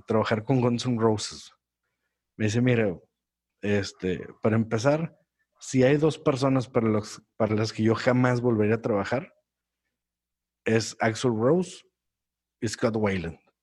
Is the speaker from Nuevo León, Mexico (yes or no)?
yes; Monterrey, Nuevo León, Mexico; moved away as an adult; yo que soy de Monterrey